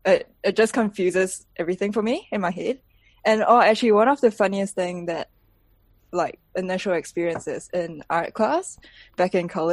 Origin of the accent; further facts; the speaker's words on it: Malaysia; accent: Malaysian accent; first language English; now in New Zealand; when I'm in Malaysia, what's your first language? I would say English. Because I spoke to my friends in English growing up in Malaysia, mainly anyway. It's like a mix of everything, but the main language is English, Malaysian English.